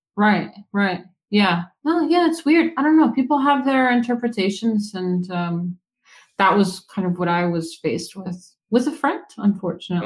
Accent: Woodstock, New York, United States; I'm from like New York, like Woodstock area

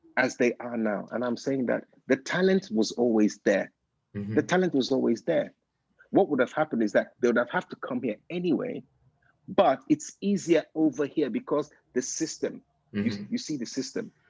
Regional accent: United Kingdom; I'm British

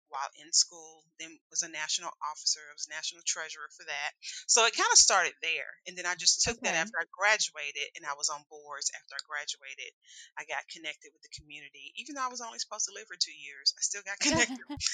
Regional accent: Tennessee, United States; moved away as an adult; also born or lived in Alabama / New Orleans, Louisiana; now in Indianapolis, United States; went to school and pretty much from my childhood on in Tennessee

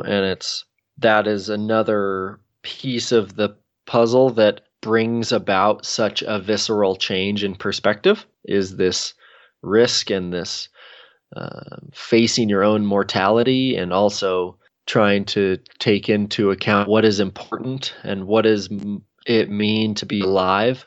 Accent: Redmond, Oregon, United States; also born or lived in Bend, Oregon; I grew up in Redmond, Oregon

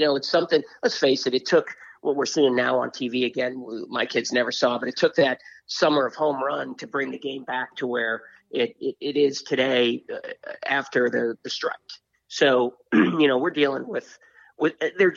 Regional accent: Boston, Massachusetts, United States; I grew up in Boston

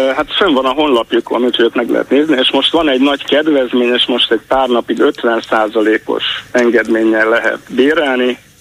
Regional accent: Budapest, Hungary; 12. kerületből telefonálok

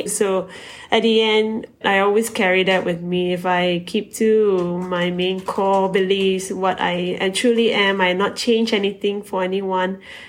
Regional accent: Malaysia; being a Malaysian

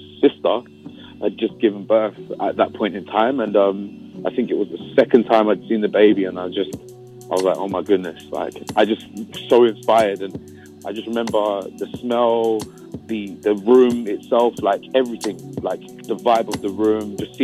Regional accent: London, United Kingdom; also born or lived in Nigeria; because I'm originally Nigerian. Like I was born in London. But yeah, Nigerian. My parents are Nigerian.

